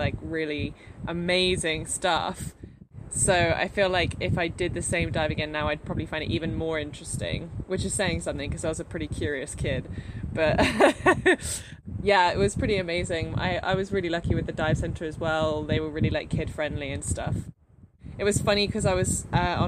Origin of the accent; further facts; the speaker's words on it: United Kingdom; I'm British